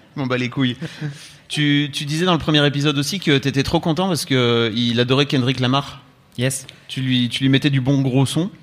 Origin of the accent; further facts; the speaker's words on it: the Nord, Hauts-de-France, France; je viens du Nord